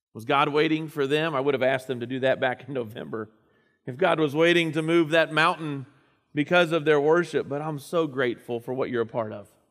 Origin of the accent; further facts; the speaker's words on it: Indiana, United States; moved away; Up in my hometown area